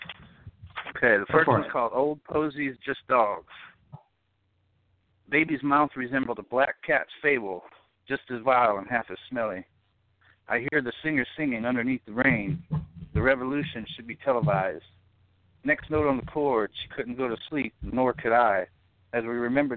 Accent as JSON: {"language": "English", "region": "the South", "country": "United States", "moved": "yes", "lives_now": "Newark, Illinois, United States", "said": "actually a southern boy in Northern Territory right now"}